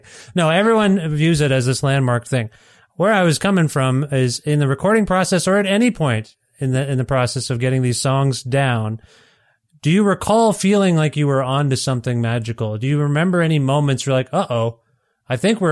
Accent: Canada; I'm Canadian. We didn't have MTV. We had Much Music

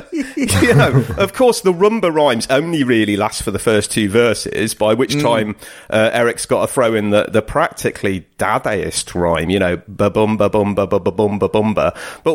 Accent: United Kingdom; this is the moment where I feel proud. Proud of being British.

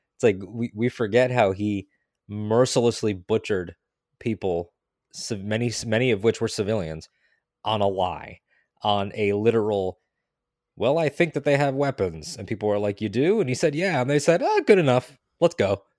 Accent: Connecticut, United States; now in Florida, United States; I'm originally from Connecticut

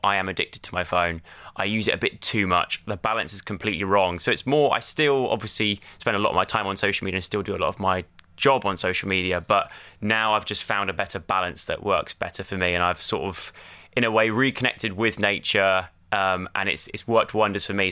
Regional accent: Lacock, South West England, United Kingdom; moved away as an adult; also born or lived in London; I grew up in Wiltshire, uh, in a little tiny village called Laycock in Wiltshire

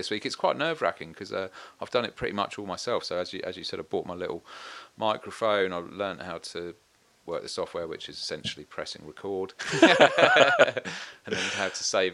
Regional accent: Warsash, South East England, United Kingdom; also born or lived in Portsmouth; I was born in Portsmouth, but it's a little village kind of close to that called Warsash. So South Coast

